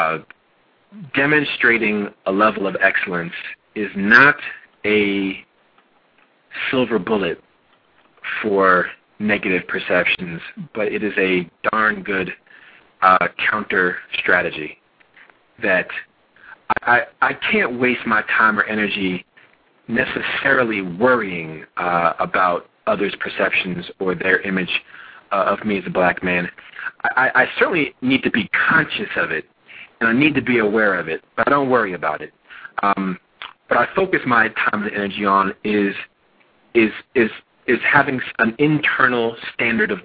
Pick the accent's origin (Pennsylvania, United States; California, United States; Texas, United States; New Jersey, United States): New Jersey, United States; my years growing up in New Jersey